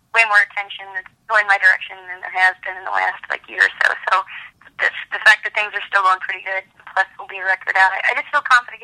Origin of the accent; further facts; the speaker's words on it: Kentucky, United States; I'm from Kentucky